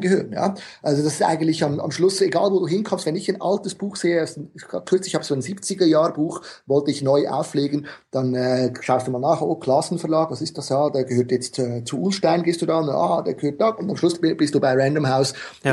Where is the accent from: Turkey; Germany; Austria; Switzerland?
Switzerland; ich bin Schweizer